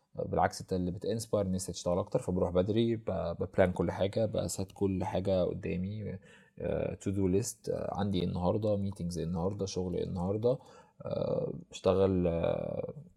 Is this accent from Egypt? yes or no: yes; Egypt; عندنا في مصر